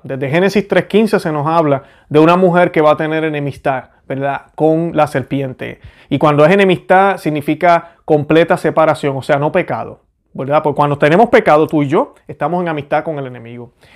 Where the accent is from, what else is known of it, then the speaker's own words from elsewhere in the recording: Puerto Rico; como decimos en Puerto Rico